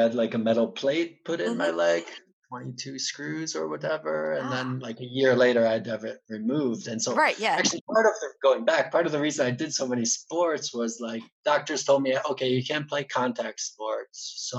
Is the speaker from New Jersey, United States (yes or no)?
no; Buffalo, New York, United States; So, yeah, Buffalo, my hometown